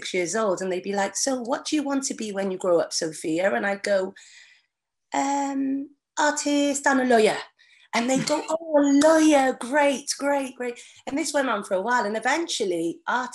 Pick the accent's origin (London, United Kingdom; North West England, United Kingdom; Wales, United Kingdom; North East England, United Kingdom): Wales, United Kingdom; Barry; also born or lived in Manchester; And we came over to Barry, South Wales, and I've been here all my life.